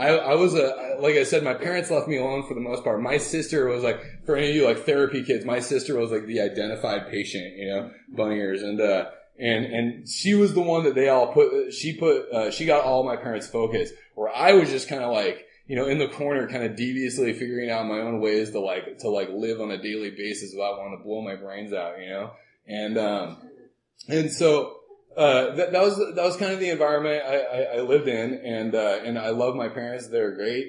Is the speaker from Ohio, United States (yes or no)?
no; Southern California, United States; also born or lived in Oregon; I was born in Oregon, and we lived there until I was seven, and then moved down to Southern California and hung out there.